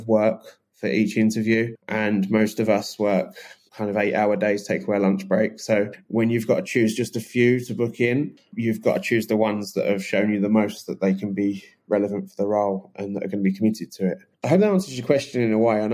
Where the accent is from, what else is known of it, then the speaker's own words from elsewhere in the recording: England, United Kingdom; I'm so English.